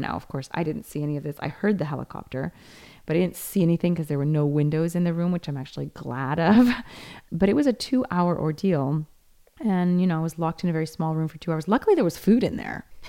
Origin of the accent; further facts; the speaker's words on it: United States; now in Rome, Italy; this place it was my hometown